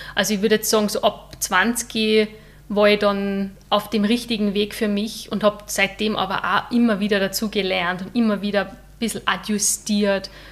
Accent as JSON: {"language": "German", "town": "St. Johann in Tirol", "region": "Tyrol", "country": "Austria", "said": "ich komme aus St. Johann in Tirol"}